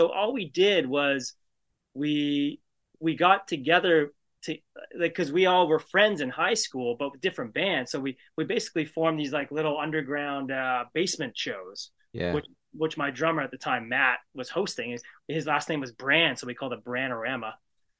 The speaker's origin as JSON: {"language": "English", "town": "Ajax", "region": "Ontario", "country": "Canada", "tie": "born or raised there", "also_born_or_lived": "Toronto, Canada", "lives_now": "Pickering, Canada", "said": "we grew up in Ajax as teenagers in the 90s."}